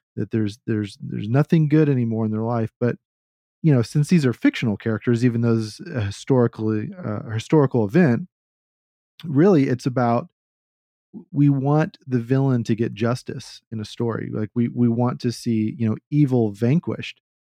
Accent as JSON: {"language": "English", "region": "Texas", "country": "United States", "said": "I'm a Southerner. I'm a Texan. I'm like, what, a fourth or fifth generation Texan"}